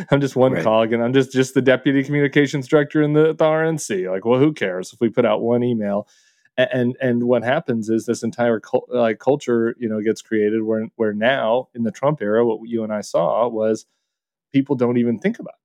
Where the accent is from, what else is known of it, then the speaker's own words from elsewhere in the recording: Colorado, United States; I'm from Colorado.